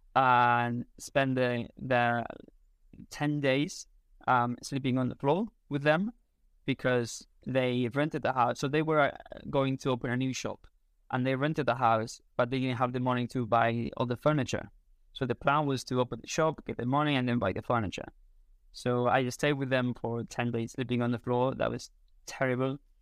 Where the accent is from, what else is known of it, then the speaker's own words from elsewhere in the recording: Spain; first language Spanish; English is a second language; also born or lived in United Kingdom; in Spain, we go out at night, like, very late